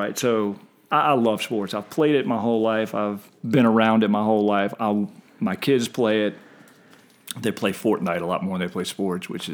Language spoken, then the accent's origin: English; Short Pump, Virginia, United States; Grew up in short pump before it became what it is now